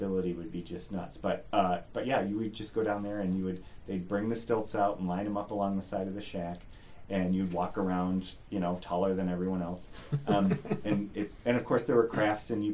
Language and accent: English; East Aurora, New York, United States; I grew up on Prospect, and we only had to cross one street, South Grove, to get to the park.